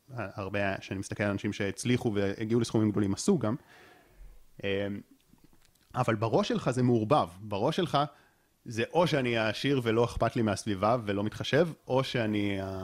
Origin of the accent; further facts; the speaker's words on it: Israel; אני גם באופן אישי גדלתי בקיבוץ